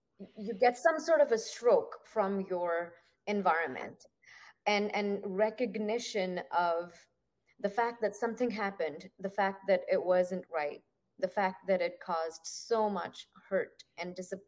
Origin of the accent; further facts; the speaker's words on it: Punjab, India; I come from the northwestern part, and a lot of people say that the Middle East sort of starts where I come from. I'm a Punjabi